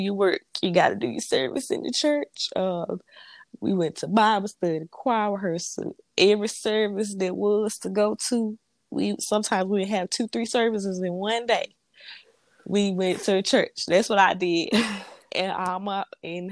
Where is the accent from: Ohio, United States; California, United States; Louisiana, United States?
Louisiana, United States; moved away as an adult; now in Mississippi, United States; I am from Grandma, Louisiana.